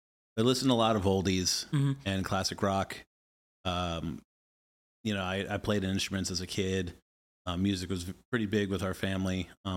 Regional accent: Atlanta, Georgia, United States; moved away as an adult; now in Kansas City, United States; So I grew up in Atlanta. Yeah, I lived there since I was 5, from 92 to 2015, and then I moved here to Kansas City.

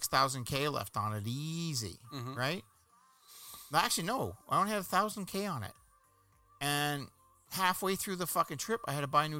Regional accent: Canada; where are you guys from, Canada or something? I go, well, how do you know? It's our accent.

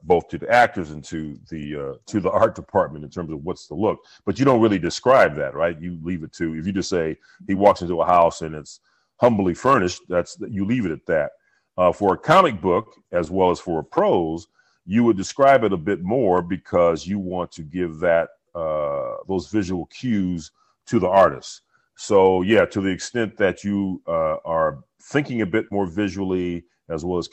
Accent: Los Angeles, California, United States; growing up in South Central

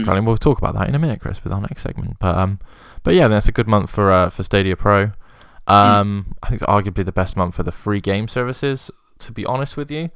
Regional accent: United Kingdom; we're British

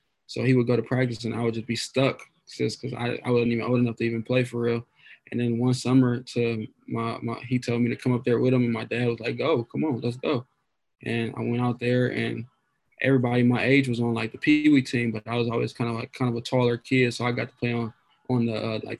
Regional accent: Toledo, Ohio, United States; I grew up kind of on the south and west side of Toledo, just kind of inner city of Toledo

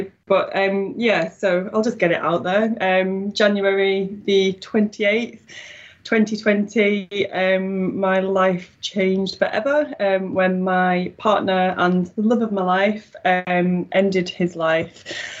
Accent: Wigan, North West England, United Kingdom; accent: Wigan; now in Newton-le-Willows, United Kingdom; I'm from Wigan originally, although I don't seem to have the broad Wigan accent. So, that's a lucky thing. So, I'm currently living in Newton the Willows, which is a few miles away from Wigan

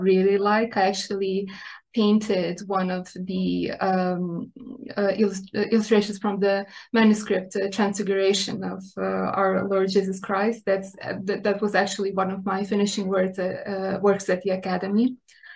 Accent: Republika Srpska, Bosnia & Herzegovina; now in Serbia; I was born and raised in Bosnia and Herzegovina.

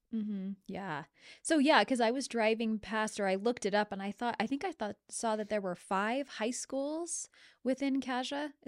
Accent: Lewiston, Idaho, United States; I came from Lewiston, and so there was the Lewiston School District

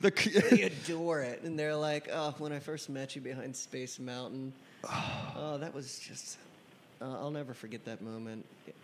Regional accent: Maryland, United States; I'm from Maryland.

